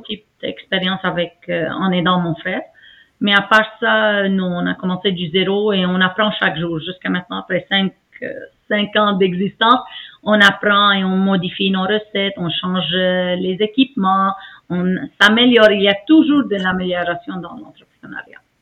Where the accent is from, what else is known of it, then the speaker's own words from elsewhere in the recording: Aleppo, Aleppo Governorate, Syria; moved away as an adult; now in Montreal, Canada; mon pays natal, ma ville natale, Alep